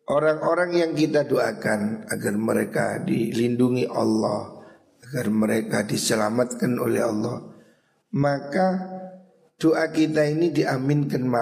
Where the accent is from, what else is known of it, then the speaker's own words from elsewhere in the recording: Java, Indonesia; Makanya kita orang Jawa ini biasa kirim tungo